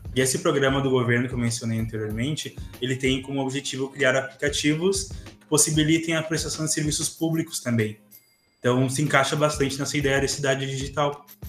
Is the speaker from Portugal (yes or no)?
no; Santa Maria, Rio Grande do Sul, Brazil; eu sou aqui de Santa Maria, Rio Grande do Sul